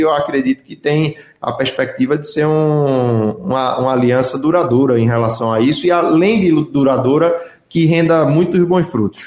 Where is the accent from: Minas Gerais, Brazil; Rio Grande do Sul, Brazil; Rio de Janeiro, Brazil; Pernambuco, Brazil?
Pernambuco, Brazil; como pernambucano